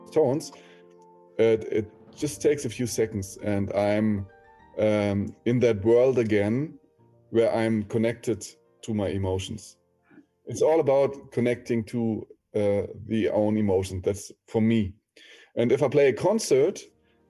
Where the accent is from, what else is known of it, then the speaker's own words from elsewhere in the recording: Berlin, Germany; I was born and raised in Berlin